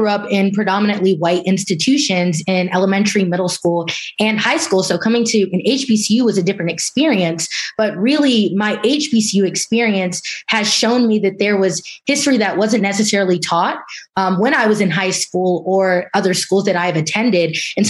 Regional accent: Florida, United States; I am from Florida.

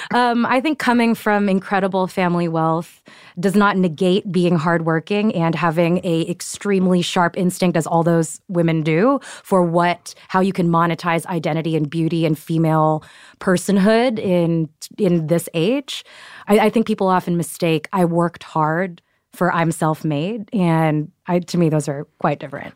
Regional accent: Houston, Texas, United States; I'm from Texas. I'm from Houston

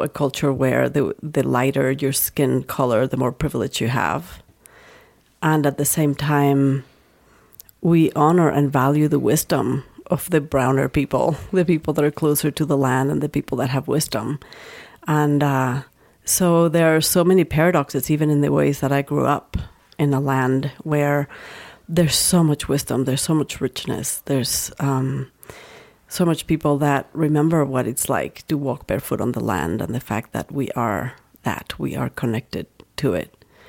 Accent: Mexico; moved away as an adult; now in United States; I grew up in Mexico

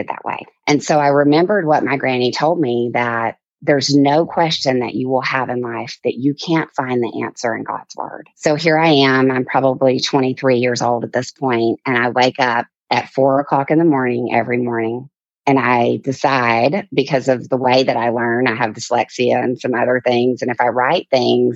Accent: Mobile, Alabama, United States; I grew up in Mobile, Alabama in the deep south, actually in the bayou.

